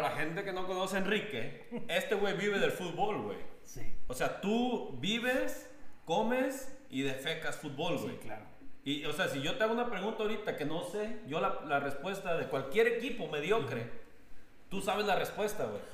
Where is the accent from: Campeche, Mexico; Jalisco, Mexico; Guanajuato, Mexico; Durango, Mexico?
Jalisco, Mexico; Barra de Navidad; now in Jasper, Canada; si yo vuelvo a, volver a Barra